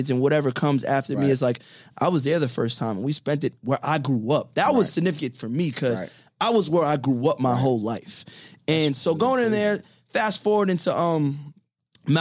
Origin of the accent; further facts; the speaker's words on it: New York City, New York, United States; I'm from Clint Hills.